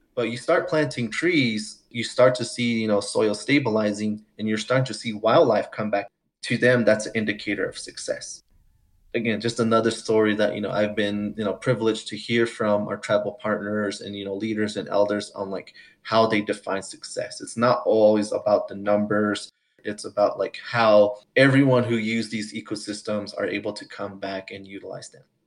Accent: Santo Domingo Pueblo, New Mexico, United States; now in Longmont, United States; I come from the Santo Domingo Pueblo community in north central New Mexico. I currently live in northern Colorado in the town of Longmont

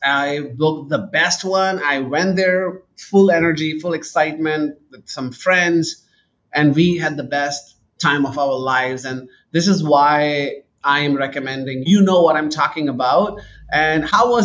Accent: Karachi, Sindh, Pakistan; moved away as an adult; also born or lived in United Kingdom / Canada; Pakistan is a very interesting place. I grew up there

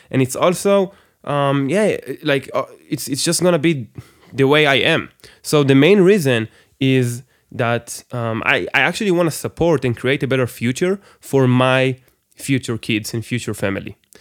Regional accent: Israel; English is a second language; I'm, I'm from Israel, by the way, everybody. So I, I, English is my second language

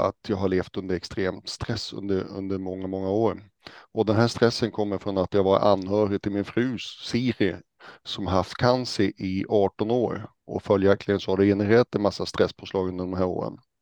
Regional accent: Hällnäs, Västerbotten County, Sweden; now in Stockholm, Sweden; Jag kommer ursprungligen från Hällnäs som kommer eh, utanför Umeå, uppe i Västerbotten

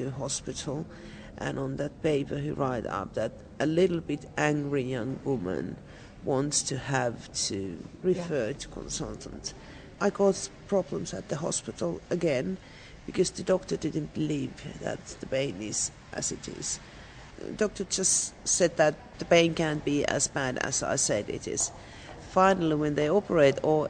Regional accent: Finland; also born or lived in Plymouth, England; I come from Finland.

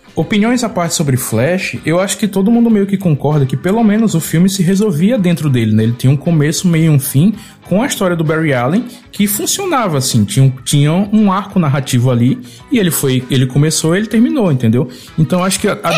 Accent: Brazil; enquanto brasileiro

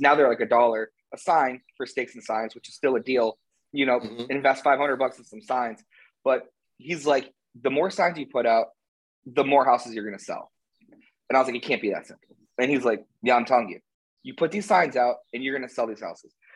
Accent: Canton, Ohio, United States; also born or lived in Hilton Head, South Carolina / Cincinnati, Ohio; I grew up in Canton

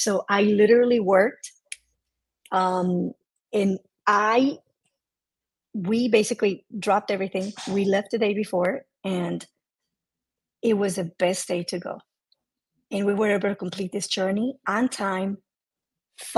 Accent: Mexico; I am 100% Mexican

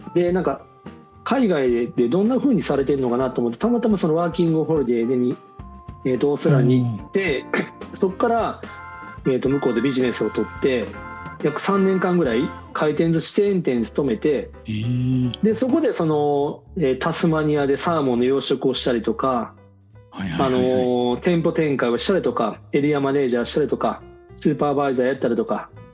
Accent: Osaka, Japan; 大阪の西小戸川区っていうところで生まれま

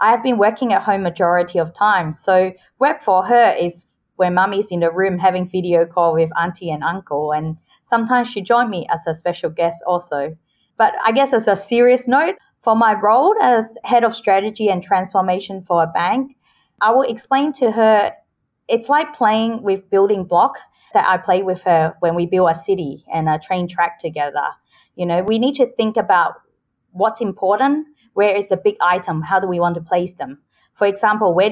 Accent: Australia; moved away as an adult; also born or lived in Hong Kong; now in Singapore; I was born in Hong Kong, but I moved to Australia and grew up there since I was 10 years old.

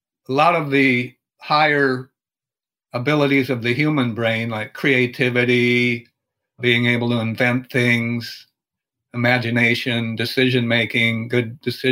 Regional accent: Minnesota, United States; I'm from Minnesota, and for example, there's a lot of snow in the winter

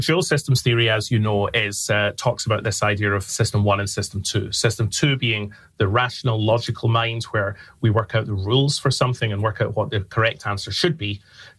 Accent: Glasgow, Scotland, United Kingdom; now in London, United Kingdom; So I'm from Scotland. I'm from Glasgow in Scotland. I live in London now, so the accent is not as strong as it once was.

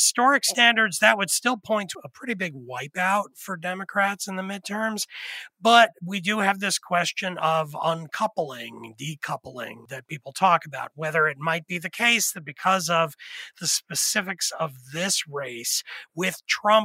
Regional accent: Pennsylvania, United States; I'm from Pennsylvania

